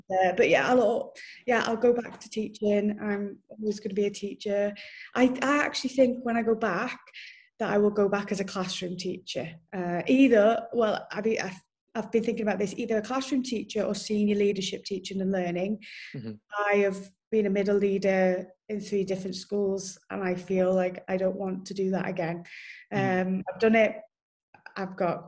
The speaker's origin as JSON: {"language": "English", "town": "Wrexham", "region": "Wales", "country": "United Kingdom", "moved": "as an adult", "lives_now": "Abu Dhabi, United Arab Emirates", "said": "That's where I'm from originally, North Wales."}